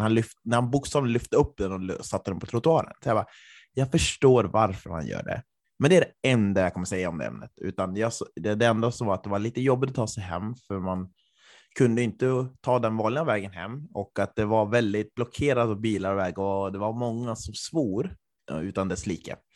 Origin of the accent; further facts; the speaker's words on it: Östersund, Jämtland, Sweden; min hemort Östersund